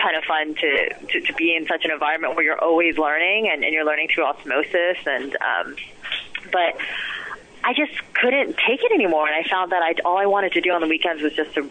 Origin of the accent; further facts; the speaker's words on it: Summit, New Jersey, United States; also born or lived in Berkeley Heights, New Jersey / New York; I was born in Summit, New Jersey. Lived in Berkeley Heights. Went to school in Summit